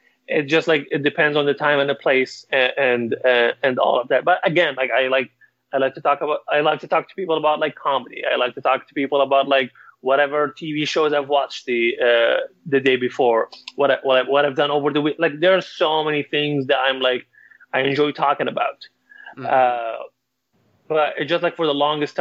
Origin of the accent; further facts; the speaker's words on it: Libya; moved away; I'm from Libya, and I have to mention like I am an immigrant